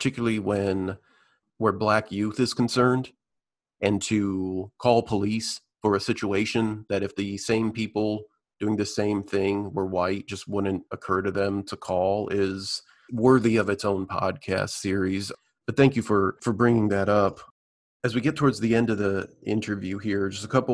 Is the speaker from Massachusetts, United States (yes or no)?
no; South Bend, Indiana, United States; moved away; my hometown of South Bend, Indiana